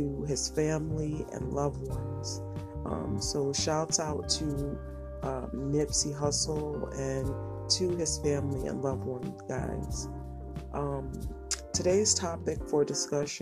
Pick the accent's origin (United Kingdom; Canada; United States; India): United States; Connecticut; I was raised in the projects. I was raised in Connecticut